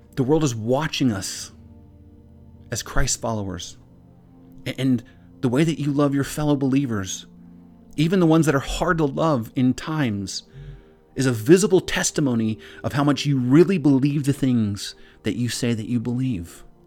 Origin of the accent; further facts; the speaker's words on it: Pakistan; from Pakistan